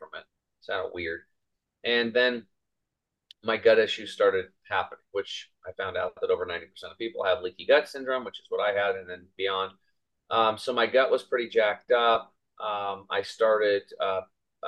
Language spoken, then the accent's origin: English; Eastern Oregon, United States; I grew up over here in Eastern Oregon on a small cattle and hay farm